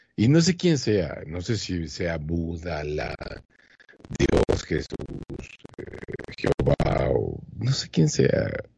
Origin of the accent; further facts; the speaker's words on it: Monterrey, Nuevo León, Mexico; como mexicano de Monterrey, Nuevo León